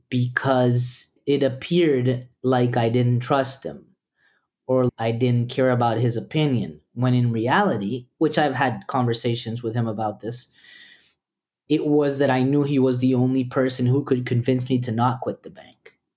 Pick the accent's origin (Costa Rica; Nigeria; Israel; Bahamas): Costa Rica; also born or lived in El Salvador; I really want Liam to have a family because I grew up in Costa Rica with Peruvian parents. So, in many ways, we were immigrants. So, I didn't have an extended family in Costa Rica.